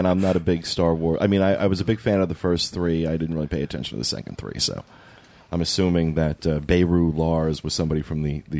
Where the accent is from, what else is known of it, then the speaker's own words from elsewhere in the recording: New Jersey, United States; now in Orlando, United States; my home state of New Jersey